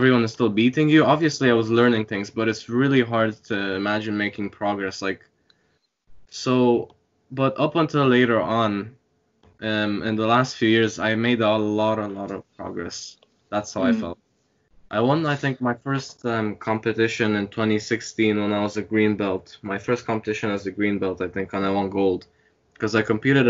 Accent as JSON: {"language": "English", "country": "Ireland", "tie": "born or raised there", "also_born_or_lived": "Romania", "lives_now": "Dublin, Ireland", "said": "I come from Romania, although I have a lot of Hungarian blood in me because of my parents, just born and raised there. When I was 9, I moved here into Ireland"}